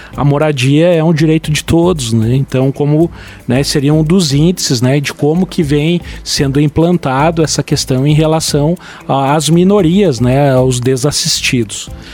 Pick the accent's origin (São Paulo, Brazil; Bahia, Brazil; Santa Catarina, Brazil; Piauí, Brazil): Santa Catarina, Brazil; Lages; meu orgulho de ser lagiano, sou nasci em Lages